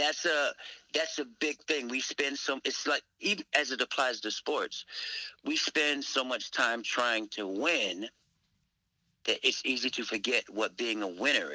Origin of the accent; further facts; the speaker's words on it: Virginia, United States; moved away as an adult; also born or lived in Nashville; All the brothers, we grew up in Virginia.